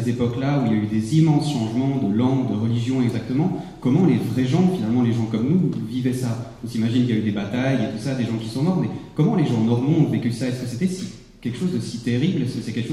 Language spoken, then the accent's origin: French; Switzerland; je suis suisse dans un pays qui est vraiment très bien